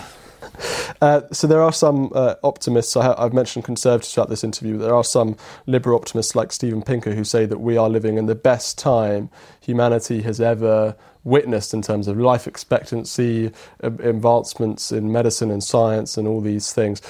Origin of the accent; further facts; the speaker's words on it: United Kingdom; as British people